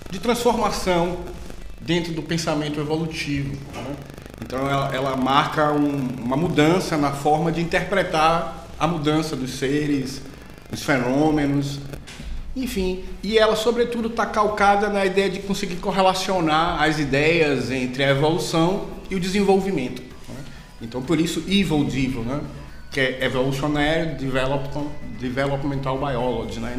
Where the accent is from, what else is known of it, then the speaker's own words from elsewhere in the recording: Salvador, Bahia, Brazil; moved away; eu sou da Bahia, como o sotaque já denunciou. Né? Capaz! Né? Não é? então, sou lá de Salvador, né? Uma capital muito bonita